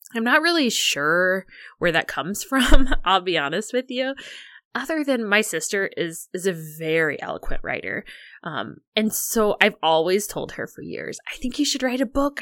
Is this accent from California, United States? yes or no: no; Illinois, United States; I grew up in Illinois